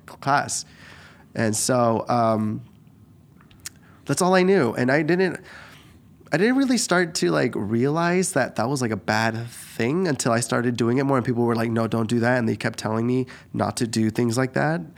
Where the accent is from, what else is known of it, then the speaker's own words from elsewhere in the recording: Eugene, Oregon, United States; also born or lived in Guadalajara, Mexico; I just grew up in Eugene